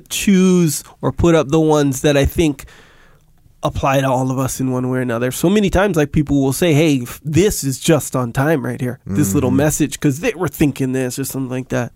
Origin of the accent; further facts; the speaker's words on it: Kauai, Hawaii, United States; moved away; I'm from Kauai, by the way.